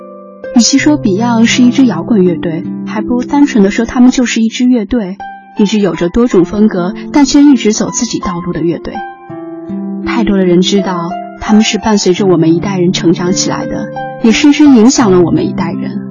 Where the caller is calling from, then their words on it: Shanghai, China; 我是来自上海的听友